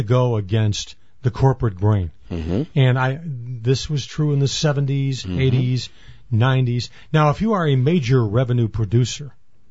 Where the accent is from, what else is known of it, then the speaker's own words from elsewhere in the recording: Northfield, Illinois, United States; Hey, I'm a Bohemian from Northfield.